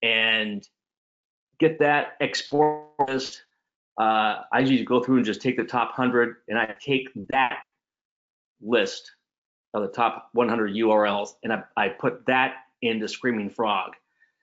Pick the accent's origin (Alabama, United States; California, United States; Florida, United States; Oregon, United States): California, United States; moved away as an adult; I loved growing up in California.